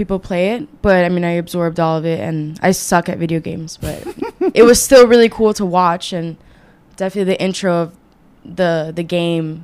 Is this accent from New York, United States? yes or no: no; Boca Raton, Florida, United States; also born or lived in Kendall, Miami, Florida; I was born in Kendall, which is like a neighborhood of Miami. And then when I was 3, our family moved up to Boca Raton. So that's where we live now.